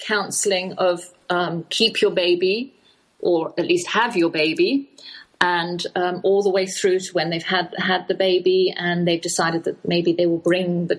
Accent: England, United Kingdom; I am English

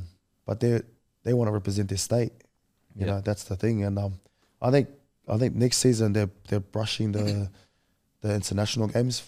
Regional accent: New Zealand; born there; I was born in New Zealand, but I want to represent my mum and dad.

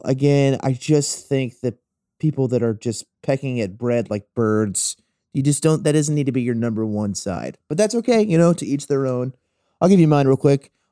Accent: the South, United States; I'm from the South

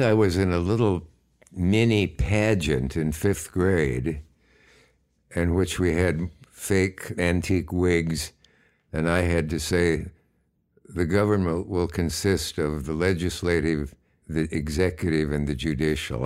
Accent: Kearney or Hastings, Nebraska, United States; moved away; also born or lived in Gibbon, Nebraska; I was born either in Kearney or Hastings, Nebraska

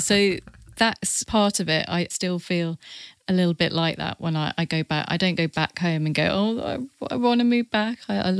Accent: Burton upon Trent, West Midlands, United Kingdom; Burton. The first time I saw this, I had to return to Burton for work and kind of like personal life reasons.

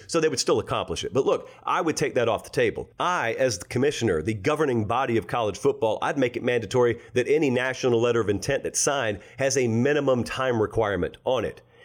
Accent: Harris County, Georgia, United States; I'm from Harris County. We've got Pine Mountain in Harris County

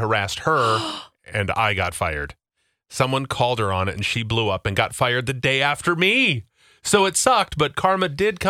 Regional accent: Rapid City, South Dakota, United States; I am originally from Rapid City, South Dakota

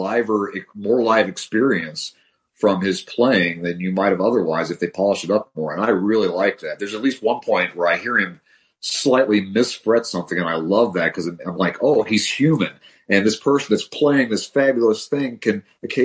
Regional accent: Denver, Colorado, United States; also born or lived in Tennessee; I grew up in the Denver area.

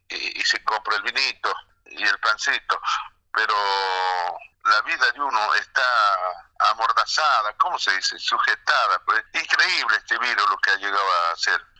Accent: Jujuy, Argentina; now in Buenos Aires, Argentina; aquí en Buenos Aires, porque me vine de allá de Jujuy porque estaba habiendo muchos casos

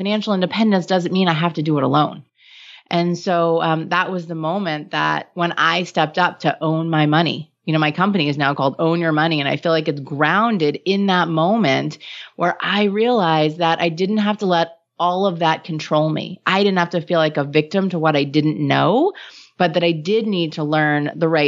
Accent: New York, United States; I'm Jewish and from New York

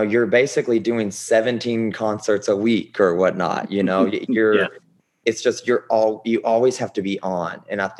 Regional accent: Bardstown, Kentucky, United States; moved away as an adult; also born or lived in Nashville, Tennessee / New York City / Los Angeles; now in Houston, United States; growing up in Kentucky, it was great.

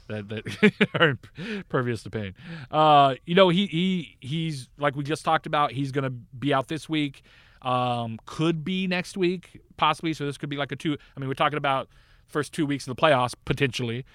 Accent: Northern California, United States; I grew up in Northern California

